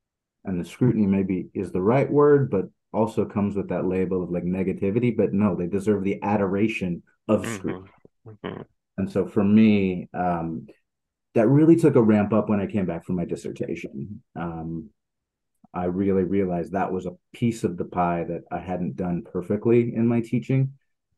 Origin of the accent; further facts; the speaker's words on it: Netherlands; also born or lived in Sweden; when I was a kid, I grew up in the Netherlands and Sweden.